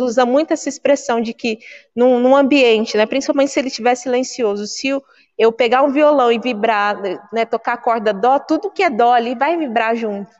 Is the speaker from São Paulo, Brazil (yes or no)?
yes; Guarulhos, São Paulo, Brazil; Eu sou natural de Guarulhos